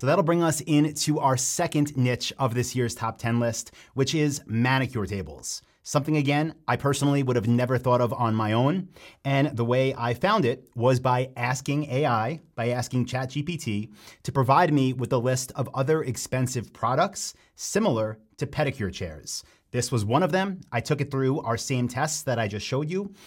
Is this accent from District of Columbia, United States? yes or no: no; Long Island, Nassau County, New York, United States; I grew up on Long Island in Nassau County